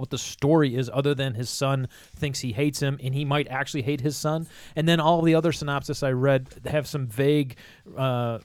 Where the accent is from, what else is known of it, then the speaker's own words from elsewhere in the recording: Cleveland, Ohio, United States; I'm from Cleveland